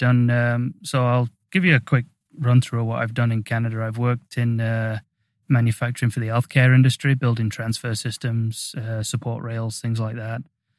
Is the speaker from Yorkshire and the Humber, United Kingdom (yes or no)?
yes; Swallownest, Yorkshire and the Humber, United Kingdom; So I grew up in a little village just on the outskirts of Sheffield called Swallownest. And it was had about 5,000 to 6,000 people in there.